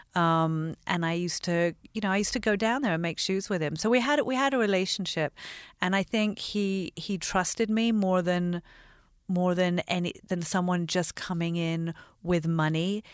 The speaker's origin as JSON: {"language": "English", "region": "London", "country": "United Kingdom", "tie": "born or raised there", "also_born_or_lived": "Los Angeles, United States", "said": "I grew up half in London and half here. So I actually lived in L A between seventy-six and eighty-three."}